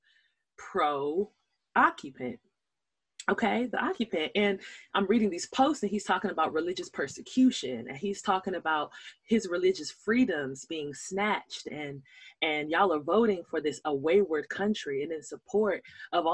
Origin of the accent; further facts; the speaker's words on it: Nigeria; I'm Nigerian